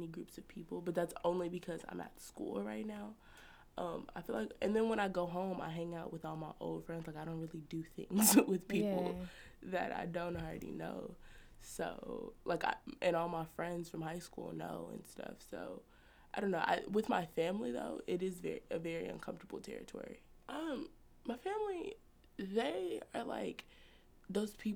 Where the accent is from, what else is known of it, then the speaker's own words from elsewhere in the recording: Trinidad & Tobago; I'm Trinidadian